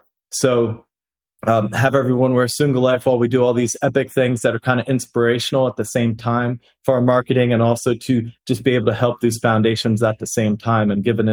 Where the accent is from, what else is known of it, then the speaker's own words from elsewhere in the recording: Pennsylvania, United States; moved away as an adult; also born or lived in Florida; I grew up in Pennsylvania, did my undergrad at UCF in Florida